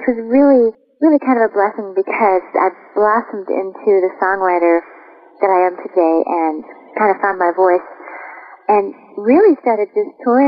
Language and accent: English; Chaska, Minnesota, United States; moved away as an adult; I'm born in Chaska, Minnesota, and I've been going back and touring there quite a bit